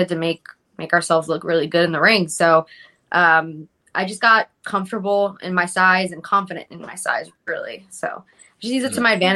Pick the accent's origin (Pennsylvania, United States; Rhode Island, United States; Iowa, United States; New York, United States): Pennsylvania, United States; Philadelphia; also born or lived in Fairmount, Philadelphia; I'm in Port Richmond now, but I grew up at 2nd and Somerset